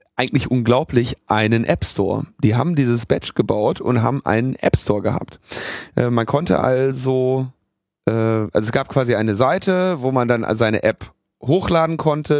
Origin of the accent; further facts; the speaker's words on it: Berlin, Germany; wo kommst du her? Ja, Berlin